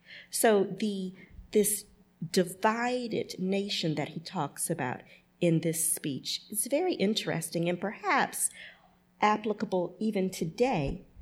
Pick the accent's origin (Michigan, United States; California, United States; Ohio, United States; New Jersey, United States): Michigan, United States; Detroit; also born or lived in Grosse Pointe, Michigan; I'm originally from Detroit, Michigan. So Grosse Pointe is a suburb. I went to high school in Grosse Pointe, and it was the most homogeneous place I'd ever been at that point in my life. Detroit, Michigan, when I was growing up, was 85% African American